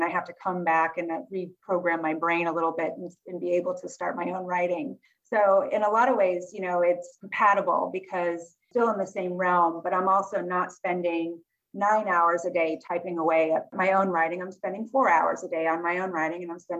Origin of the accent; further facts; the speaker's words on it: Northern California, United States; moved away as an adult; also born or lived in Chicago; now in Philadelphia, United States; I grew up in California, and we are so California that my parents were born and raised in California. So they grew up in Southern California. I grew up in Northern California.